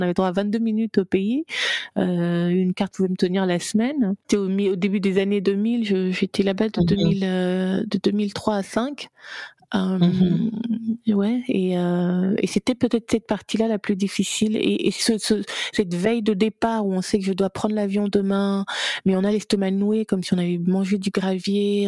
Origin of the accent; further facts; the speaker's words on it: Gabon; moved away; also born or lived in France / United States; je suis gabonaise